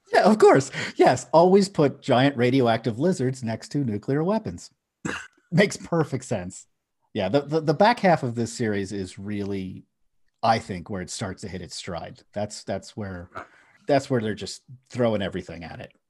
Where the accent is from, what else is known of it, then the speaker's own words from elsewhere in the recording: Philadelphia, Pennsylvania, United States; I grew up in Philadelphia, which is a big city